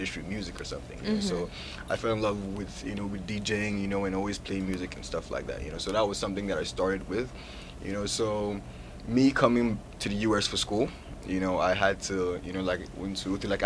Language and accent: English; Lagos, Nigeria; also born or lived in Brooklyn, New York; now in United States; I'm from Lagos, Nigeria, but I was born in New York. You know, I was born in Brooklyn, New York, you know, so I was raised back in Nigeria